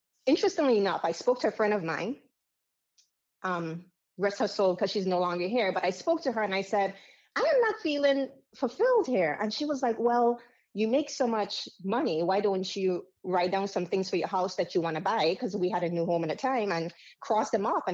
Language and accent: English; U.S. Virgin Islands; accent: Caribbean; moved away; also born or lived in Dominica; I grew up in America's paradise, which we call the U.S. Virgin Islands.